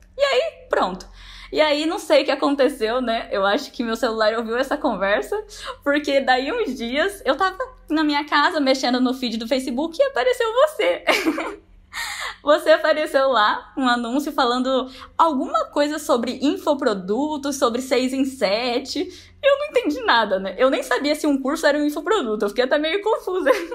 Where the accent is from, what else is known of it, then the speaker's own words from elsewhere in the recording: Braúna, São Paulo, Brazil; eu sou de Braúna, uma cidadezinha de 5 mil habitantes